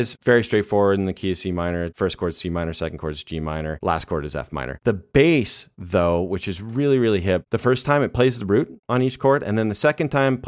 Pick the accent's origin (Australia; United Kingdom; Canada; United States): Canada; growing up in Canada